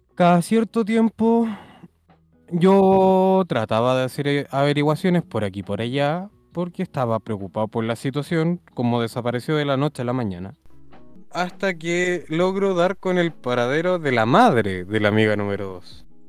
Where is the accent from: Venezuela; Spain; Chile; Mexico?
Chile; Santiago, Santiago Metropolitan Region; also born or lived in Viña del Mar; volver a, a mi ciudad natal con mi familia